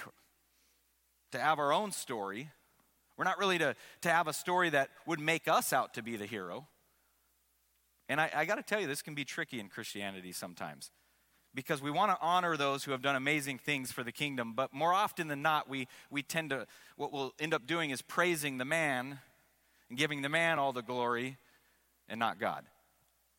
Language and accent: English; Seattle, Washington, United States; I grew up in Seattle